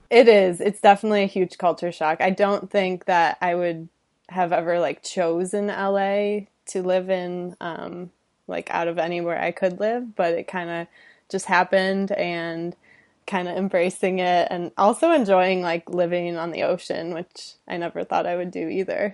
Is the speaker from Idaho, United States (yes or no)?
no; Detroit, Michigan, United States; moved away as an adult; also born or lived in California; now in Los Angeles, United States; Detroit suburbs, grew up, lived there twenty-five years